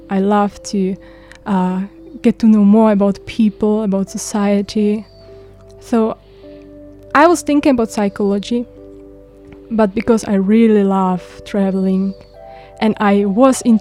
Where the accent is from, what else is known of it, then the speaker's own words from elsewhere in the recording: Czechia; English is a second language; now in Hualien, Taiwan; I'm from Czech Republic. It's a small country in Europe. It's uh, geographic is actually heart of Europe. So.